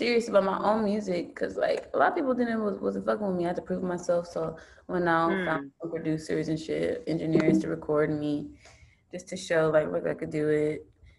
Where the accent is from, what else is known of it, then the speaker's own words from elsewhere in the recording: Los Angeles, California, United States; also born or lived in Guyana; I was actually born in Guyana, and I came to Los Angeles when I was 6.